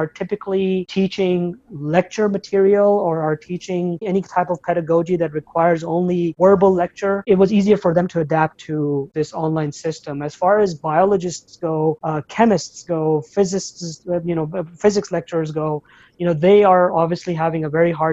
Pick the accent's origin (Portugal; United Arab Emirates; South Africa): United Arab Emirates; Abu Dhabi; moved away as an adult; now in United States; I was born in Abu Dhabi, United Arab Emirates, and I was raised there as well, up until the age of 18, 19.